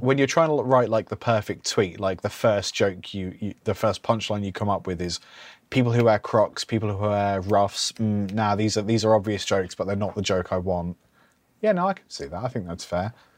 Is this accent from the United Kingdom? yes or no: yes; United Kingdom; we're British